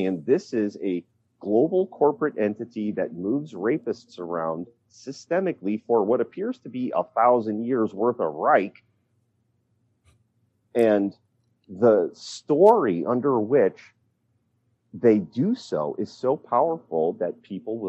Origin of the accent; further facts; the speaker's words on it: Pennsylvania, United States; my home state of Pennsylvania